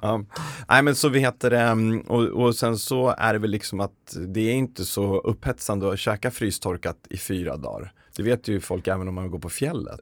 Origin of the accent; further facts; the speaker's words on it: Uppsala, Uppsala County, Sweden; Jag är från Uppsala